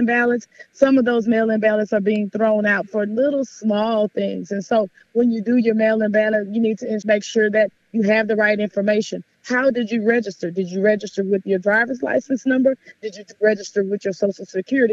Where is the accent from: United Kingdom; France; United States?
United States; Houston, Texas; growing up in South Park, Texas at 16 and MLK